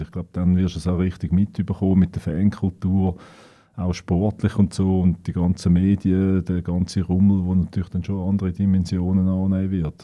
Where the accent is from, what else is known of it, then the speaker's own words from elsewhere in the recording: Winterthur, Zurich, Switzerland; Ich bin in einem Arbeiterquartier aufgewachsen in Wülflingen.